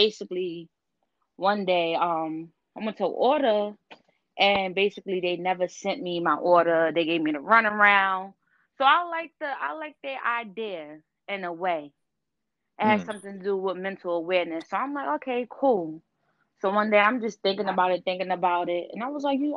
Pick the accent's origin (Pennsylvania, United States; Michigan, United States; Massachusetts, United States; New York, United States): New York, United States; New York City; also born or lived in Brooklyn; I was born in Brooklyn, raised in Queens